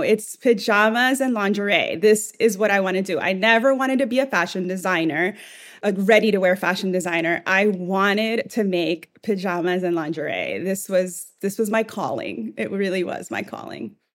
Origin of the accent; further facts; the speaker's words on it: El Salvador; moved away; I'm from El Salvador originally. And in my family, we really cared about what we looked like at home